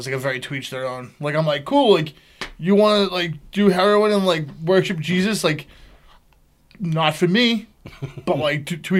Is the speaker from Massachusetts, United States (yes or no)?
yes; Boston, Massachusetts, United States